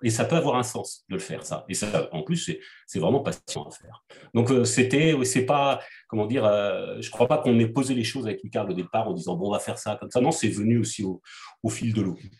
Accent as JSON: {"language": "French", "country": "France", "also_born_or_lived": "Quebec", "said": "en tant que Français qui a passé un certain temps au Québec"}